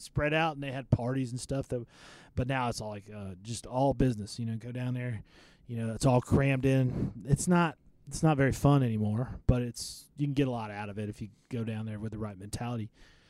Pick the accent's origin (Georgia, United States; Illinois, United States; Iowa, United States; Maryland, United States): Maryland, United States; moved away; I'm from Maryland, so I didn't grow up watching it.